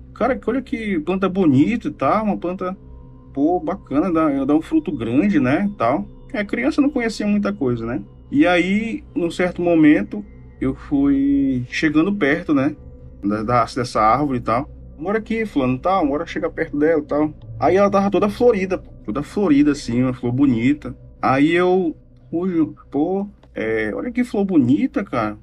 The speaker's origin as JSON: {"language": "Portuguese", "town": "Manaus", "region": "Amazonas", "country": "Brazil", "said": "eu sou aqui de Manaus, Amazonas"}